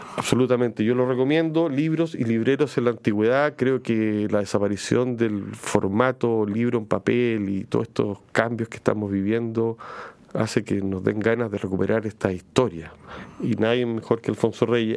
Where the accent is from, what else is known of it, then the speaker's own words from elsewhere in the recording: Chile; nosotros como chilenos